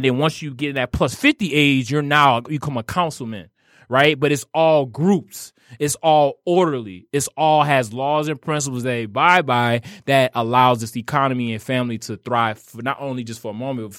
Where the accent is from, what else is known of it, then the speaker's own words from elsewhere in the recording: New Orleans, Louisiana, United States; I tell everybody not to dance because I'm from New Orleans.